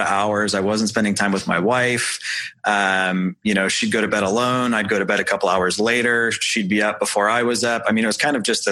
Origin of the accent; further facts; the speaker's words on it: St. Louis, Missouri, United States; now in Indianapolis, United States; I was from St. Louis